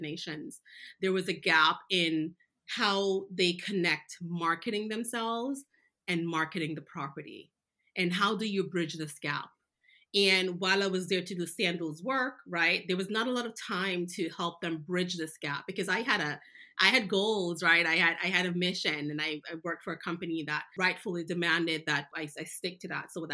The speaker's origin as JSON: {"language": "English", "country": "Jamaica", "tie": "born or raised there", "moved": "yes", "said": "I was born in Jamaica. I knew Jamaica, but I learned so much more"}